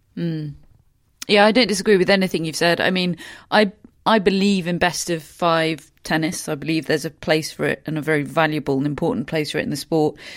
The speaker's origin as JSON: {"language": "English", "country": "United Kingdom", "said": "being British"}